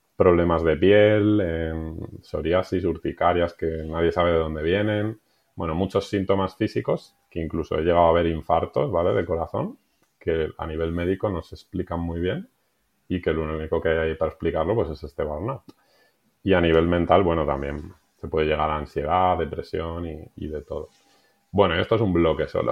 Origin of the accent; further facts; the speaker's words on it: Madrid, Community of Madrid, Spain; moved away as an adult; now in Benasque Valley, Spain; Soy madrileño, aunque hace un tiempo me mudé y me fui a vivir al Pirineo